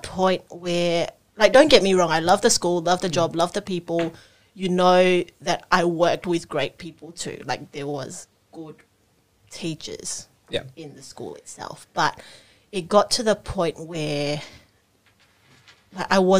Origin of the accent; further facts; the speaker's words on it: Singapore; now in Australia; I grew up in Singapore